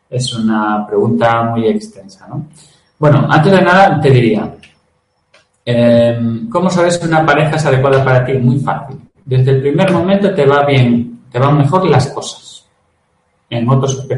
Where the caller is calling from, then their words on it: Cartagena, Region of Murcia, Spain; buenas, ¿cómo estáis?